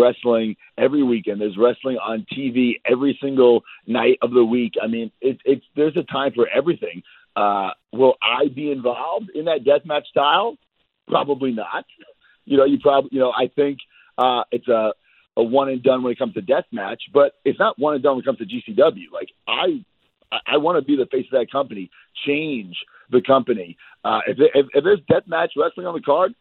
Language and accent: English; Long Island, New York, United States; I'm not a New Jersey guy. I hate New Jersey. I am from Long Island